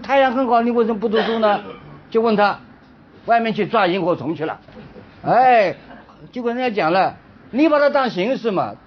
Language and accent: Chinese; China; 我们中国人呢历来是信奉自然